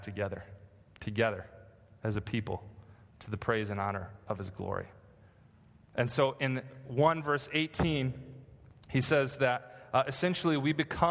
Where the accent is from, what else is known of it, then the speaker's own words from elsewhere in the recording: Michigan, United States; now in California, United States; I grew up in Michigan, and there are no mountains in Michigan